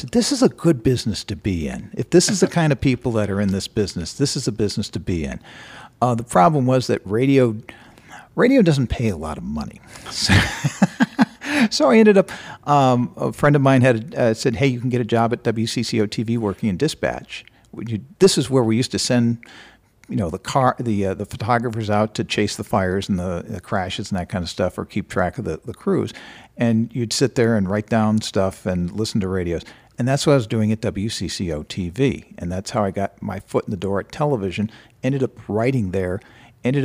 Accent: Minneapolis, Minnesota, United States; born there; I was born in Minneapolis. Parents moved around, but I ended up coming back here and went to the University of Minnesota.

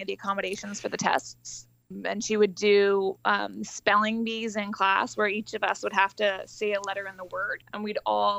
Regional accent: Vancouver, British Columbia, Canada; Vancouver, British Columbia.

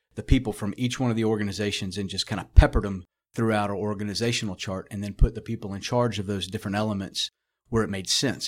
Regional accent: South Florida, United States; growing up in South Florida

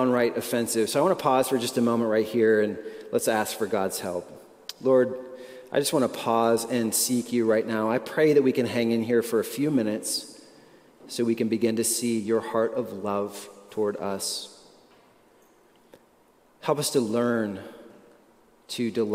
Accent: United States; we are American

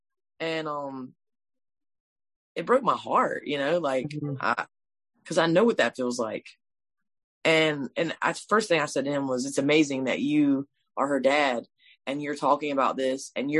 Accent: Swansea, South Carolina, United States; my hometown, Swansea.

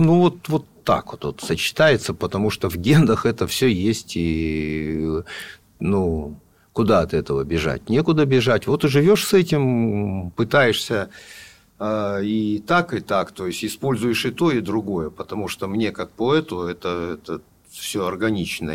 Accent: Novosibirsk, Novosibirsk Oblast, Russia; мы, понятно, тоже из Новосибирска

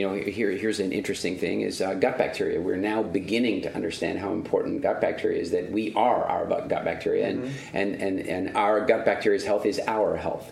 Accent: Eastern Canada, Canada; also born or lived in South Africa; growing up in Eastern Canada

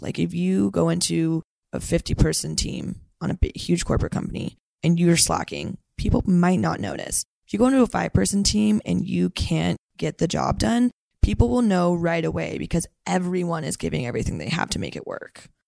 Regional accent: Santa Cruz, California, United States; now in San Francisco, United States; I am from Santa Cruz, California. So, NorCal girl, through and through.

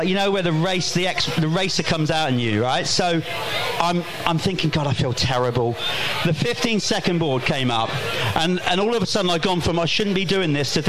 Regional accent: United Kingdom; coming round there as a British rider at the GP

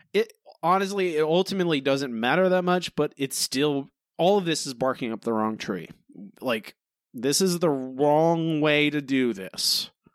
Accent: Florida, United States; now in Texas, United States; I grew up in Florida, I live in Texas

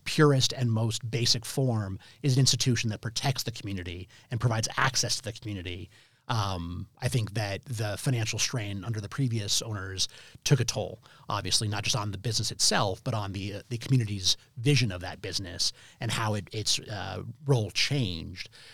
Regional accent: Denver, Colorado, United States; Very proud of being a native Denver, uh, student

